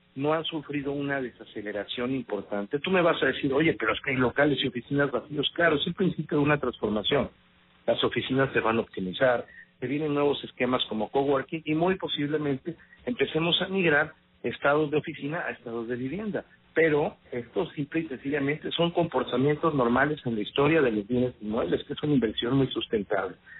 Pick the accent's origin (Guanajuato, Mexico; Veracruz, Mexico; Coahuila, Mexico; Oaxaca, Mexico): Veracruz, Mexico; soy un veracruzano de nacimiento y de corazón